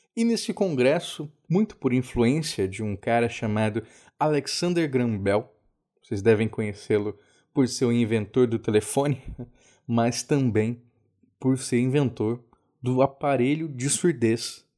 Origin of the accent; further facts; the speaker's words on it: Cabo Frio, Rio de Janeiro, Brazil; Eu nasci em Cabo Frio